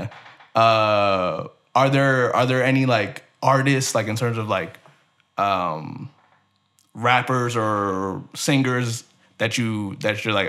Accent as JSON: {"language": "English", "region": "New York", "country": "United States", "moved": "yes", "said": "I'm originally from New York."}